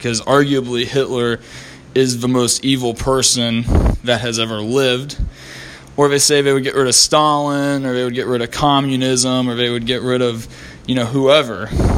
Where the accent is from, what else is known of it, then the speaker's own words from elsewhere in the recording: Columbus, Ohio, United States; my hometown, Columbus, Ohio